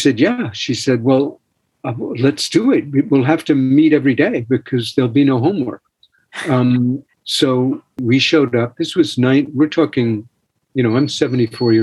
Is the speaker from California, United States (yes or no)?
no; New York City, New York, United States; I was born in Manhattan. I was born on the Upper East Side